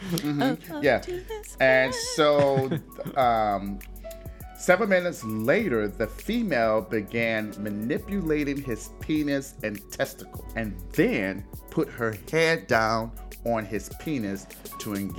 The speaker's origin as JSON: {"language": "English", "town": "Detroit", "region": "Michigan", "country": "United States", "tie": "born or raised there", "said": "my hometown of Detroit, Michigan"}